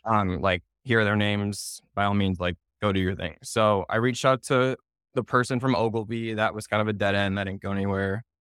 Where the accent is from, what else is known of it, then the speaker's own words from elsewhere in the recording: Naperville, Illinois, United States; moved away as an adult; also born or lived in Indianapolis, Indiana; now in New York City, United States; I'm born and raised in Naperville, Illinois, so Chicago suburbs